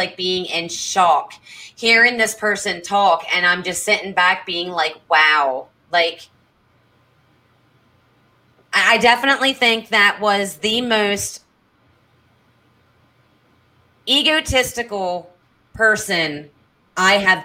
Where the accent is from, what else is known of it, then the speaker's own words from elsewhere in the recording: Pennsylvania, United States; moved away; we're in different states now, but we're both from Pennsylvania